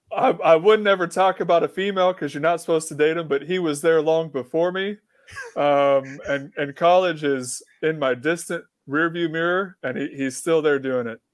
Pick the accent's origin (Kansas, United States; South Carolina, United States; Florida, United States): Kansas, United States; moved away; I grew up in Kansas where volleyball is not a thing